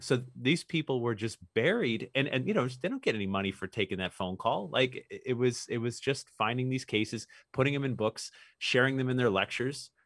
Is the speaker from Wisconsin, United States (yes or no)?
no; Newtown, Connecticut, United States; I grew up in Newtown, Connecticut